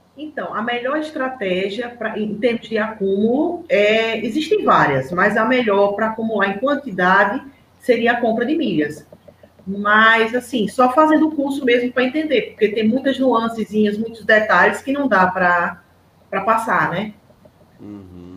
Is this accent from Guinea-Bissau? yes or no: no; Aracaju, Sergipe, Brazil; eu sou de Aracaju, Sergipe.